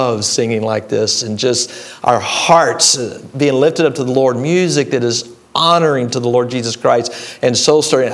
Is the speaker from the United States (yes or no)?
yes; Dallas, Texas, United States; now in Illinois, United States; I grew up in Dallas, Texas. So I will throw out a y'all every now and then